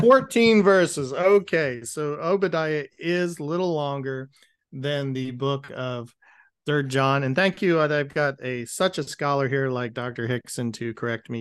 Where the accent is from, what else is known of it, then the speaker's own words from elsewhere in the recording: United States; as an American